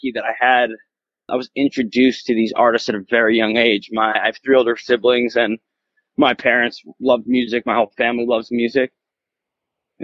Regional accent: Oceanside, New York, United States; now in Los Angeles, United States; Born and raised in New York on Long Island in a town called Oceanside

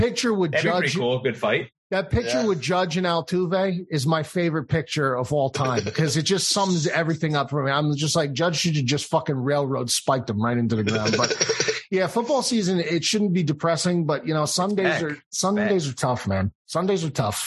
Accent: New Jersey, United States; also born or lived in Ohio; I'm from Jersey

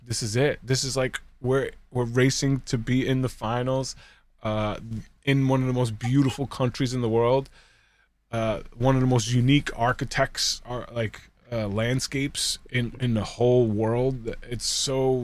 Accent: New York, United States; I'm from New York

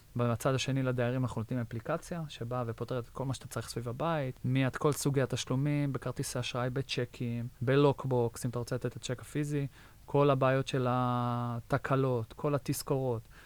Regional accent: Israel; moved away as an adult; now in United States; גדלתי בישראל

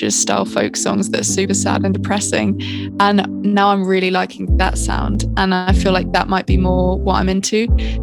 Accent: Hertfordshire, East of England, United Kingdom; I'm from Hertfordshire, which is just north outside of London

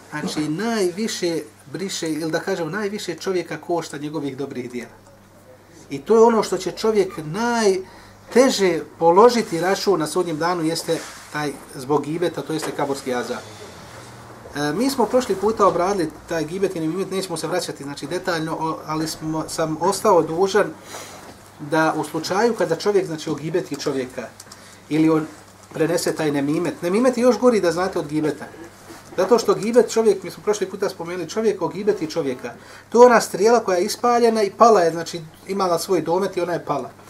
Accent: Bosnia & Herzegovina; kod nas u Bosni

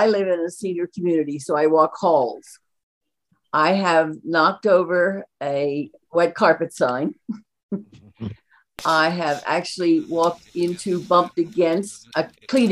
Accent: Allentown, Pennsylvania, United States; now in Harleysville, United States; I grew up in Allentown

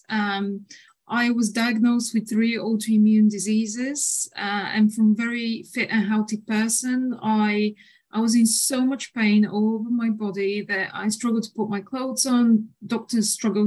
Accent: Bulgaria; moved away as an adult; now in United Kingdom; I'm originally from Bulgaria, but I call the UK my home

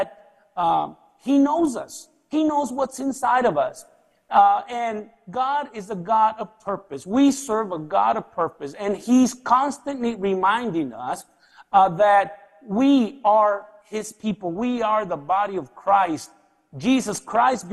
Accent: Anaheim, California, United States; English is a second language; moved away as an adult; now in Nicaragua; my parents took me to the U.S., and I lived in the L.A. area, precisely in Anaheim

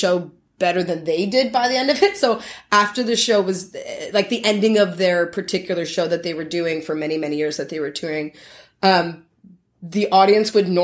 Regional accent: St. Catharines, Ontario, Canada; that's where I grew up in Niagara.

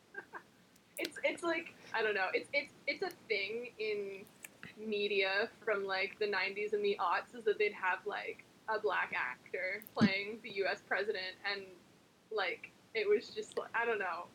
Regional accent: New Jersey, United States; I'm American. I was born and raised in New Jersey

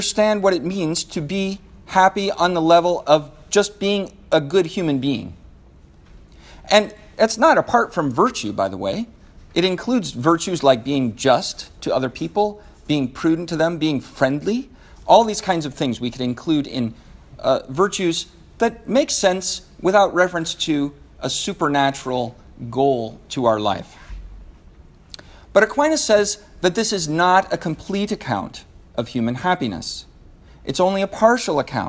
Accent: Seattle, Washington, United States; I'm from Seattle

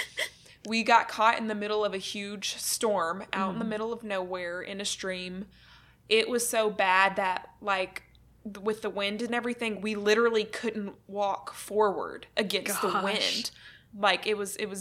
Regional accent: Arkansas, United States; moved away as an adult; also born or lived in Pratt, Kansas; I'm originally from Arkansas, and so literally graduated 2016, moved to Kansas, moved to Pratt, Kansas, and started this job

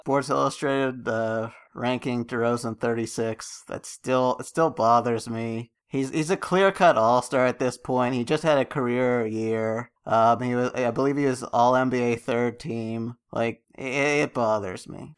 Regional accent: Canada; I'm Canadian

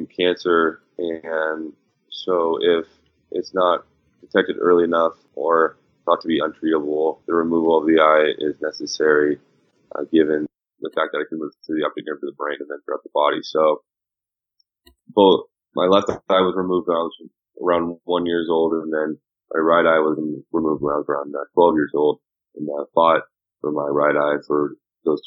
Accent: Southern California, United States; growing up in Southern California

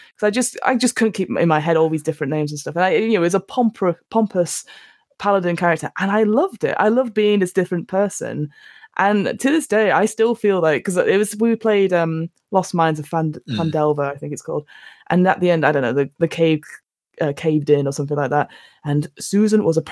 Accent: London, United Kingdom; I am from London

